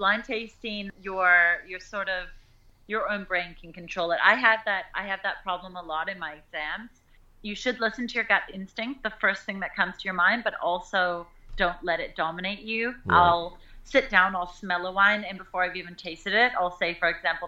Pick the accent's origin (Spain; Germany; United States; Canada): Canada; Okanagan, British Columbia; moved away as an adult; also born or lived in South Africa; coming back with these sort of fresh tourist eyes to my hometown, to my home